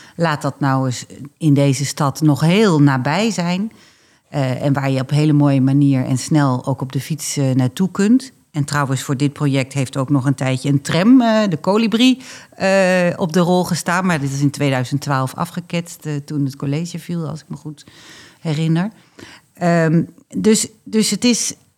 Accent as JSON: {"language": "Dutch", "region": "Drenthe", "country": "Netherlands", "also_born_or_lived": "Groningen, Netherlands (born)", "said": "Mag ik als Drent wel zeggen"}